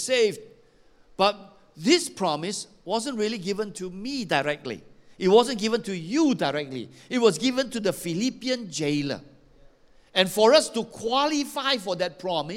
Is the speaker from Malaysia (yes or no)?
yes; Malaysia; I come from Xinjiang.